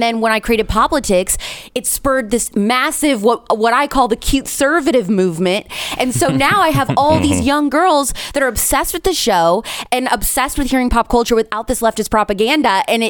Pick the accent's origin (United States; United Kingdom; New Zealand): United States; Indiana; I didn't grow up in the South. I grew up in the Midwest. I'm an Indiana girl. I'm a Hoosier.